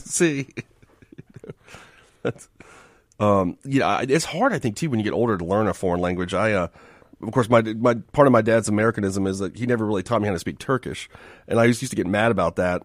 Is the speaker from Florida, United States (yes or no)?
yes; Miami, Florida, United States; we grew up in Miami